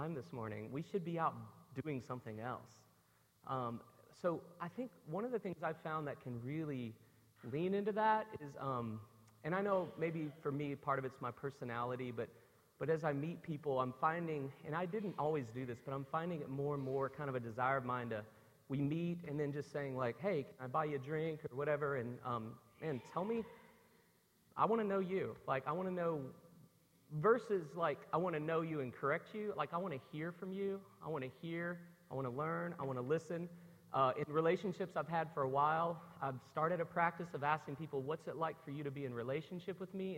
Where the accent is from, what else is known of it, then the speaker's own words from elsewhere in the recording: Memphis, Tennessee, United States; I grew up in Memphis, Tennessee